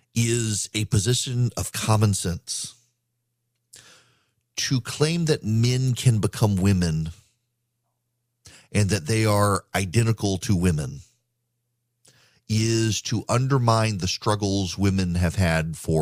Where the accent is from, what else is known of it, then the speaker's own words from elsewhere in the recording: Dubai, United Arab Emirates; When I was growing up in Dubai, we had a housekeeper named Anna